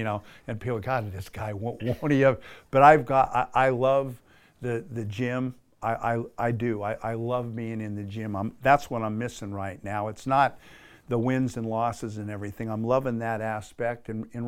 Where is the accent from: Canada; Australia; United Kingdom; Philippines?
Australia; I know what I sound like, but I'm an Aussie. You know, like there's, you know, the green and gold, just that's country. And it's like, man, this is my country. These are my people.